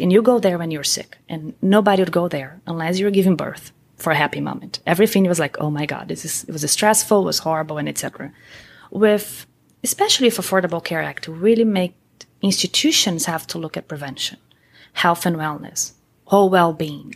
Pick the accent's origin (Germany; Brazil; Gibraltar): Brazil; moved away as an adult; also born or lived in Columbus, Ohio; now in United States; I'm originally from Brazil. I came to the U S over twenty years ago.